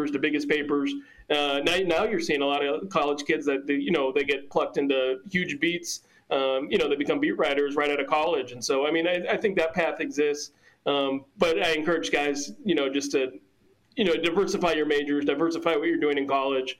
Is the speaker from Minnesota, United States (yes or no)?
yes; Minnesota, United States; I grew up in Minnesota